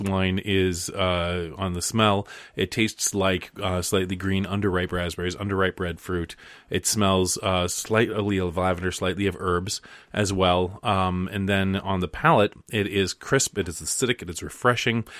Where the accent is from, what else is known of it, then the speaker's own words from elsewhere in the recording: Alaska, United States; moved away; when I was growing up in Alaska, I used to walk from the bus stop to my house